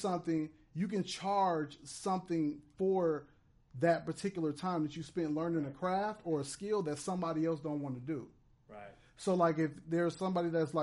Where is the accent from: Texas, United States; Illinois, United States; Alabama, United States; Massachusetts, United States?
Illinois, United States; Chicago; now in Inglewood, United States; In Chicago, Inglewood is spelled with an E, but out here it's spelled with an I, so I'm from